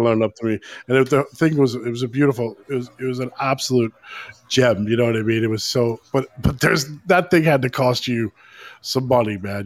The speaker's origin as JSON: {"language": "English", "country": "United States", "moved": "yes", "lives_now": "Dublin, Ireland", "said": "being the American here in Ireland"}